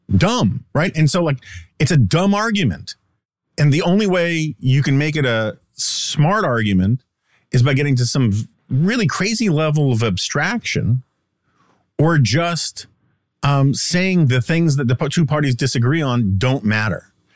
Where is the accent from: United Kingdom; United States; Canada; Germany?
United States; as an American